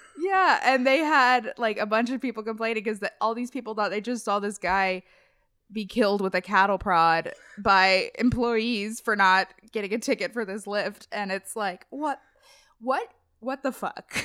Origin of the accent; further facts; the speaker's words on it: Cincinnati, Ohio, United States; I'm from Cincinnati, and in Cincinnati, there's Kings Island